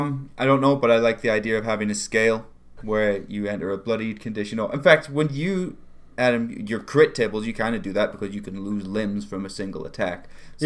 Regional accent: Northern Ireland, United Kingdom; I was born in Northern Ireland in the 80s, okay?

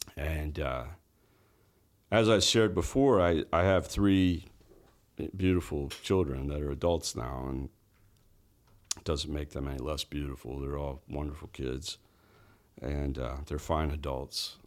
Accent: Orlando, Florida, United States; also born or lived in Winter Park, Florida / Altamonte Springs, Florida / Palm Bay, Florida / Jacksonville, Florida; I was born in Orlando, grew up, uh, early part of my life there, and, uh, Winter Park area, and then Altamont Springs, and then, uh, moved to Palm Bay when I was thirteen

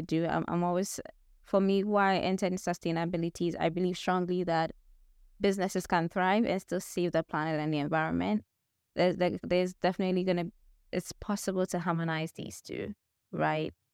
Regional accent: Ghana; moved away as an adult; now in United States; that was back in Ghana, my home country

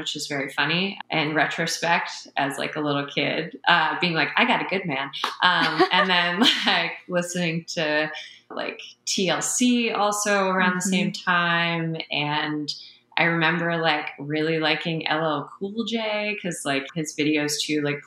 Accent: Baltimore, Maryland, United States; I moved to Baltimore when I think I was like 9 going on 10

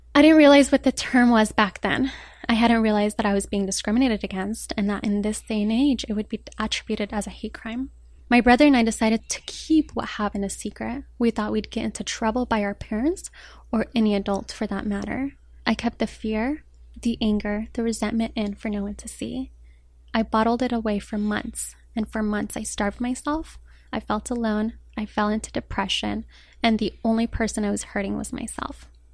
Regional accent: Denver, Colorado, United States; also born or lived in Rabat, Morocco; now in Los Angeles, United States; I was raised in Colorado

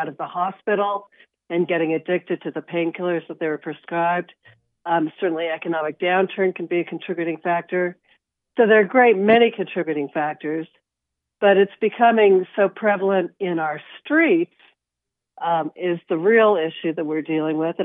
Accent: Wichita, Kansas, United States; now in San Francisco Bay Area, United States; I grew up in Wichita, but I've lived in the San Francisco Bay Area for the past 40 years

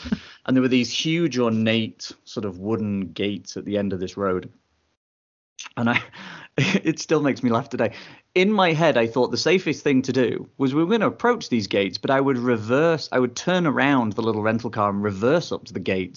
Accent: England, United Kingdom; also born or lived in United States; I was born in England

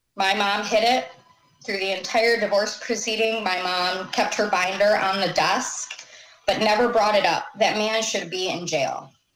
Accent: Clarkston, Michigan, United States; moved away as an adult; also born or lived in Pontiac, Michigan / White Lake, Michigan / Washington; I was born in Pontiac, and we lived in White Lake until my brother was born, and then we um, moved ended up in Clarkston

